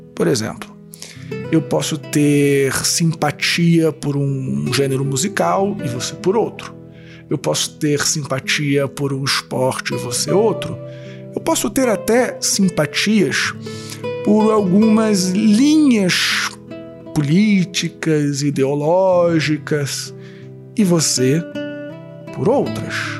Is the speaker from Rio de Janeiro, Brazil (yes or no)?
yes; Rio de Janeiro, Brazil; eu sou carioca